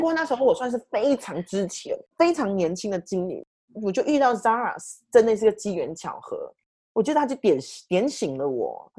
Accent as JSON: {"language": "Chinese", "country": "Malaysia", "moved": "yes", "lives_now": "United Kingdom", "said": "我是马来西亚人"}